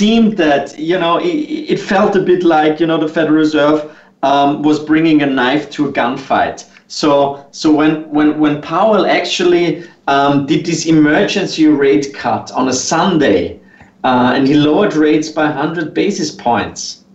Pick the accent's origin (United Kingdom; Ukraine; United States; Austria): Austria; I'm not only from Austria